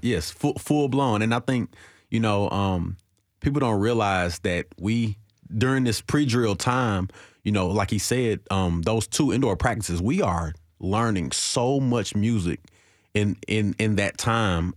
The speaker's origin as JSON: {"language": "English", "town": "Nashville", "region": "Tennessee", "country": "United States", "tie": "born or raised there", "said": "I'm from Nashville, born and raised in Nashville, and being in the inner city of Nashville, growing up in the '90s"}